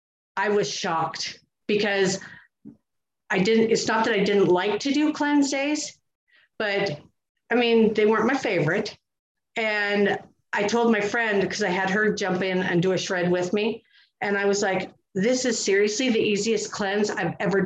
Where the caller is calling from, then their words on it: Missoula, Montana, United States; Missoula, Montana.